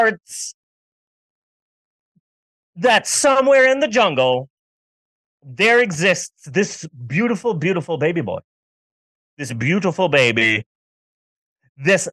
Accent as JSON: {"language": "English", "region": "Southwest", "country": "United States", "tie": "born or raised there", "said": "I grew up in the Southwest"}